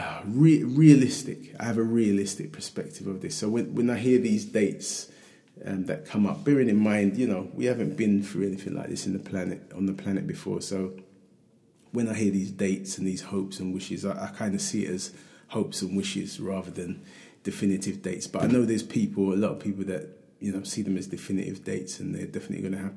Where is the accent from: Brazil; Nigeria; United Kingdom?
United Kingdom; London; growing up in Hackney